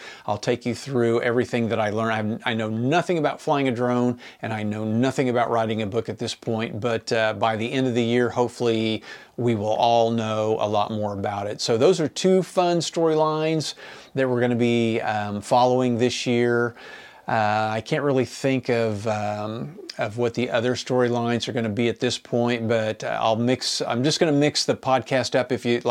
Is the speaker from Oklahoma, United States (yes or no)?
yes; Enid, Oklahoma, United States; And so the book is about growing up in my hometown of Enid, Oklahoma in the 1970s.